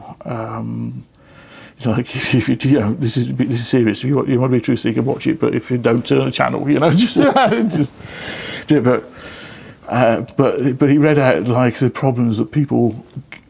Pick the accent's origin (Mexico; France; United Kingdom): United Kingdom; Lichfield, West Midlands; moved away; So I went back to my hometown of Lichfield